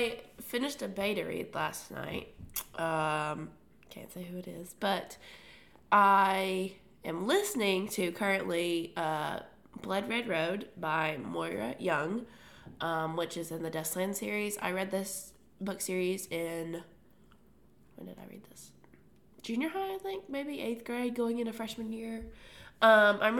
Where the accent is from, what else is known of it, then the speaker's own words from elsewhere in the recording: Tennessee, United States; we're from Tennessee, and so a lot of that is just, like, the way we speak sometimes